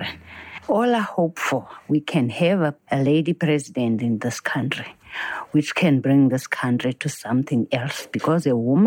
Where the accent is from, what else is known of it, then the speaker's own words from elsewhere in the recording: Cape Town, Western Cape, South Africa; I'm from Old Crossroads